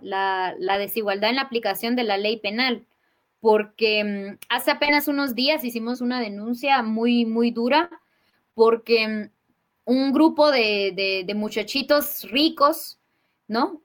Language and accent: Spanish; Totonicapán, Guatemala; soy maya quiche, nací y vivo en Totonicapán, en Guatemala